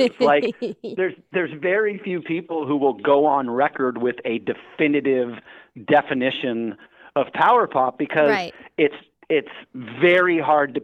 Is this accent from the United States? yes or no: yes; Redondo Beach, Hermosa Beach, Manhattan Beach area, Southern California, United States; Growing up in Southern California in the 80s, I grew up in the Redondo Beach, Hermosa Beach, Manhattan Beach area.